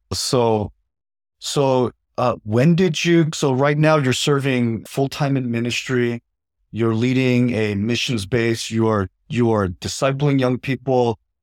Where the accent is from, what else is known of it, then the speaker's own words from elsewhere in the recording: United States; as an American